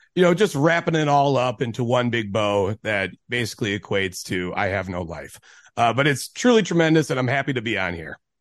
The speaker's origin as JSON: {"language": "English", "town": "Cudahy", "region": "Wisconsin", "country": "United States", "said": "I'm from Cudahy, Wisconsin, so just south of Milwaukee."}